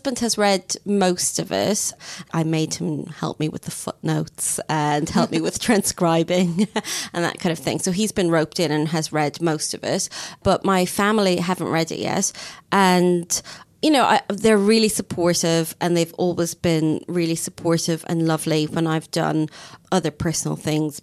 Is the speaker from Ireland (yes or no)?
yes; Ireland; now in United Kingdom; being Irish